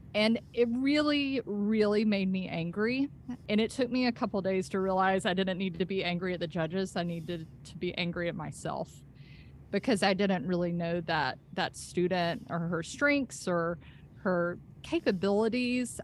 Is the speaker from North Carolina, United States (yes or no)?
no; Senoia, Georgia, United States; I grew up on a farm in Sonoy before there were zombies